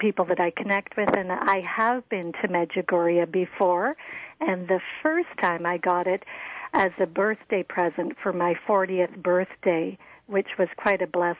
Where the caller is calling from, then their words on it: Canada; I'm calling from Canada.